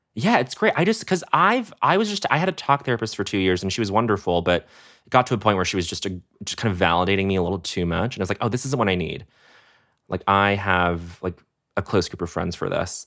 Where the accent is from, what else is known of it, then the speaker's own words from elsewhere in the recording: Denver, Colorado, United States; also born or lived in Montreal, Canada; we come from Montreal to Colorado to Denver